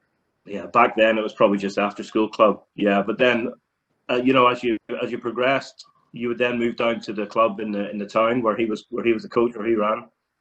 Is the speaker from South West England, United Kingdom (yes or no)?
no; Portrush, Northern Ireland, United Kingdom; I'm from Portrush itself